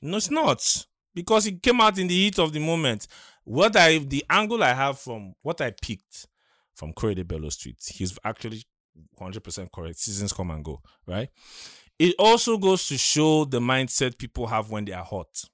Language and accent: English; Adamawa, Nigeria; I'm from Adamawa